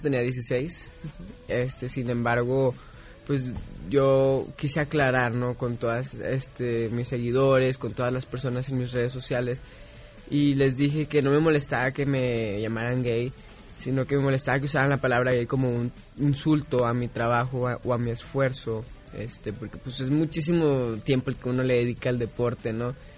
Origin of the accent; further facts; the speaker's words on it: Guadalajara, Jalisco, Mexico; Sí, nací en Guadalajara